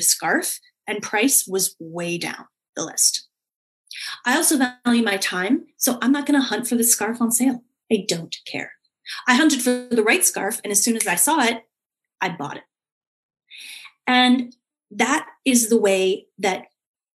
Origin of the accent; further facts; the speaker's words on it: Canada; I come from Canada